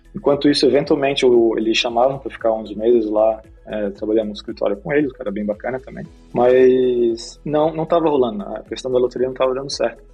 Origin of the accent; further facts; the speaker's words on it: Florianópolis, Santa Catarina, Brazil; moved away as an adult; also born or lived in Rio de Janeiro / California; now in Portugal; Eu sou do Rio de Janeiro, mas na verdade passei a maior parte da minha vida em Floripa